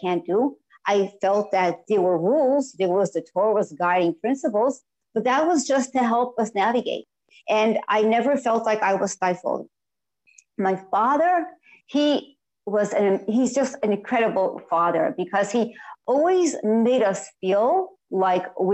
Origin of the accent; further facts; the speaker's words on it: New York City, New York, United States; I grew up in the Hasidic community of Borough Park